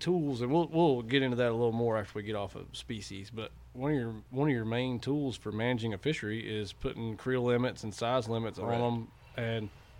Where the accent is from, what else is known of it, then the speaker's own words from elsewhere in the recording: Yadkin County, North Carolina, United States; moved away; Yeah, I'm from Yadkin County.